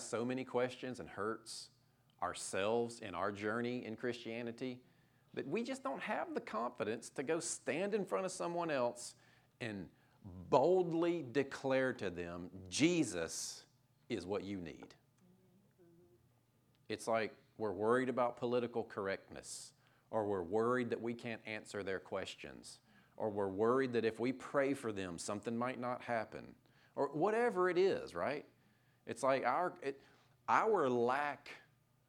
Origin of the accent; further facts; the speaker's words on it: Fayetteville, the South, United States; I grew up in the South, Fayetteville